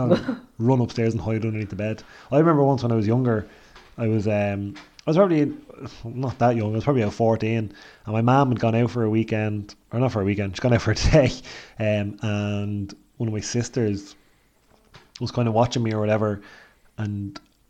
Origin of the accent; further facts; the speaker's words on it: Ireland; being Irish